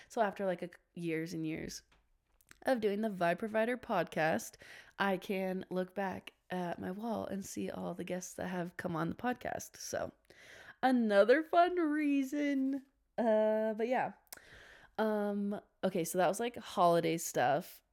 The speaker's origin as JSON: {"language": "English", "region": "Washington", "country": "United States", "said": "I'm actually from Washington"}